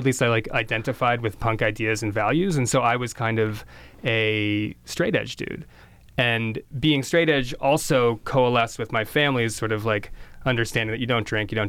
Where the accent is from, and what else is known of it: Princeton, New Jersey, United States; born or raised there